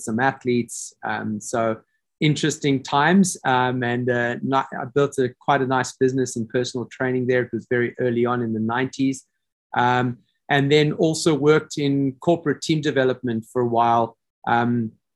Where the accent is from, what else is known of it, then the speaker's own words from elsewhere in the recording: South Africa; accent: South African; moved away as an adult; also born or lived in Prague / New Zealand; I grew up in South Africa.